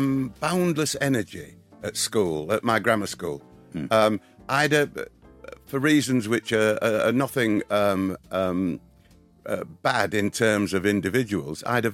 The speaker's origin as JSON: {"language": "English", "region": "England", "country": "United Kingdom", "tie": "born there", "said": "There is a lot in this wonder, and it is the happy accident of being born English first, British, with our English language"}